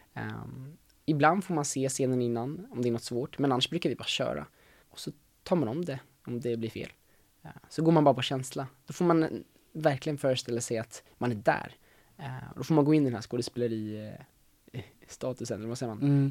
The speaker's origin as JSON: {"language": "Swedish", "town": "Solna", "region": "Stockholm County", "country": "Sweden", "tie": "born or raised there", "said": "jag är uppväxt i, i Stockholm, i Solna"}